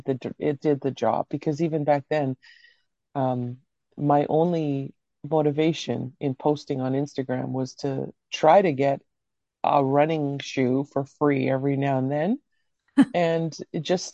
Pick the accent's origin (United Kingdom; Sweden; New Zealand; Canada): Canada; also born or lived in Croatia; I was born in Croatia, but I came to Canada when I was six